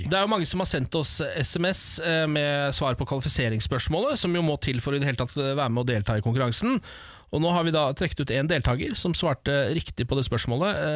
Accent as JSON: {"language": "Norwegian", "town": "Skien", "region": "Telemark", "country": "Norway", "said": "Jeg er fra Skien."}